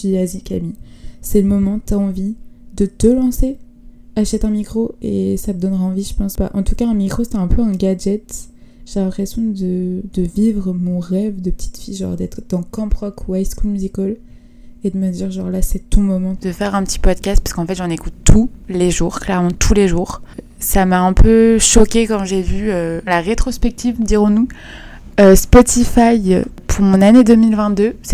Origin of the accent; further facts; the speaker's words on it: Paris, Île-de-France, France; Je pense que n'importe qui qui me connaît dirait que je suis une parisienne